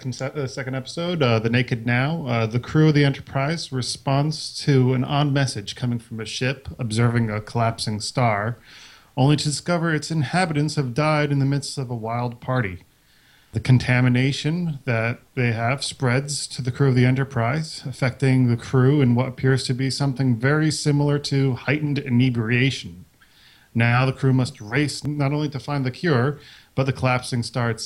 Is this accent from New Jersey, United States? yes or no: yes; Paterson, New Jersey, United States; I'm from New Jersey.